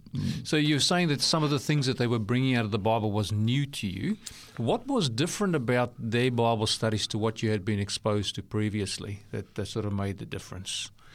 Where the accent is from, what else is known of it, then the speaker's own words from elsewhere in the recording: South Africa; accent: South African; also born or lived in New Zealand; now in Australia; my accent gives away that I'm South African born